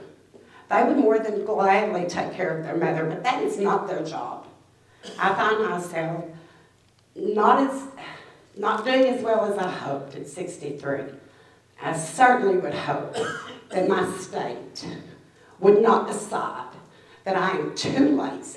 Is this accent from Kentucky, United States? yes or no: yes; Beulah, Kentucky, United States; I am from Beulah, which is here in Perry County.